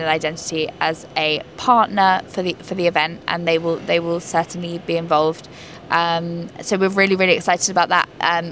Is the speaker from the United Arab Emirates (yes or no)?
no; London, United Kingdom; I grew up in London. It's a melting pot